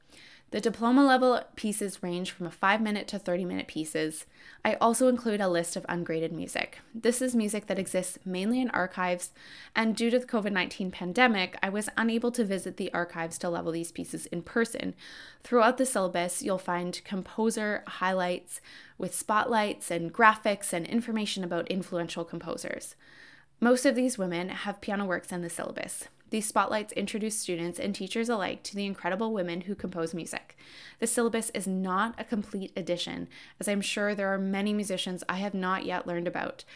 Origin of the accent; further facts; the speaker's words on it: Canada; I am Canadian